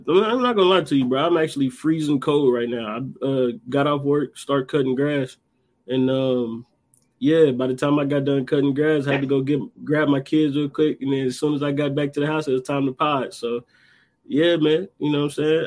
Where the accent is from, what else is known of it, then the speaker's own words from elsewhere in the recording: Dayton, Ohio, United States; right here in my hometown